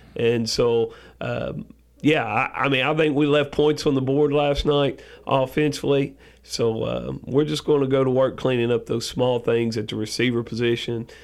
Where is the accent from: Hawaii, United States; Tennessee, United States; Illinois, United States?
Tennessee, United States; West; moved away as an adult; also born or lived in Cleveland, Tennessee; now in Rutherford County, Tennessee, United States; I grew up in West Tennessee, played football over there.